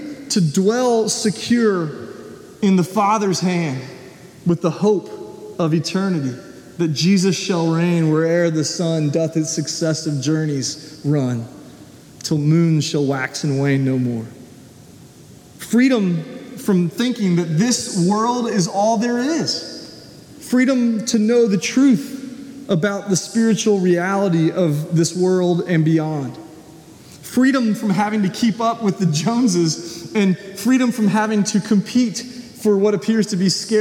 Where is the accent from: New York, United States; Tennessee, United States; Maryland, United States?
Tennessee, United States; Nashville; moved away; being in Nashville where I grew up